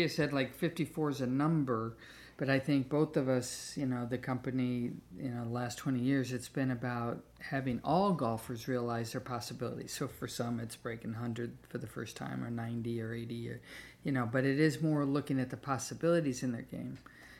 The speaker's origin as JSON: {"language": "English", "region": "upstate New York", "country": "United States", "moved": "yes", "said": "I'm American, but I'm from upstate New York."}